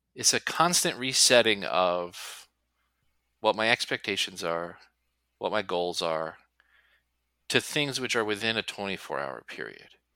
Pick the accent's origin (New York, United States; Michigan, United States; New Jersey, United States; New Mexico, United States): New Jersey, United States; I'm from New Jersey